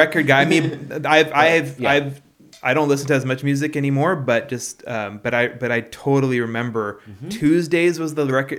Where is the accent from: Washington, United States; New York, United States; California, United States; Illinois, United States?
Washington, United States; Yeah, I grew up in Washington State.